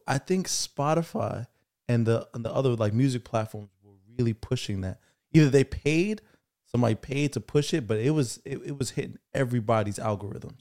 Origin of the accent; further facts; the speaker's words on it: Jamaica; As a Jamaican son